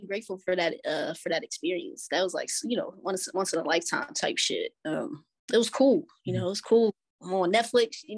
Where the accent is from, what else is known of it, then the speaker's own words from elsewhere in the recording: Reading, Pennsylvania, United States; literally born and raised there